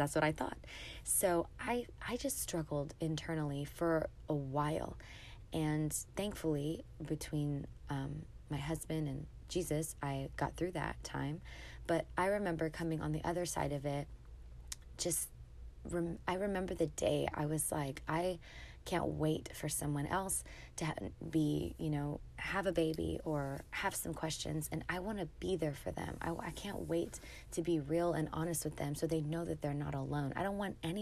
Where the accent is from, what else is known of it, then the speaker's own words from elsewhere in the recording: San Antonio, Texas, United States; moved away as an adult; now in Dallas, United States; I live in Dallas, Texas, and I'm from San Antonio, Texas, so my whole family lives there